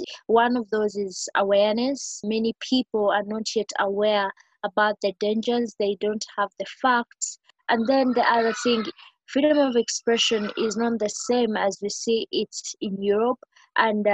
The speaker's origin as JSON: {"language": "English", "country": "Uganda"}